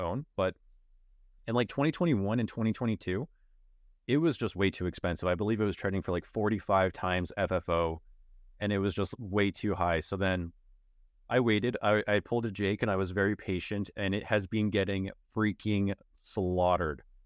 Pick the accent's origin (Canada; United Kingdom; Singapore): Canada; I'm Canadian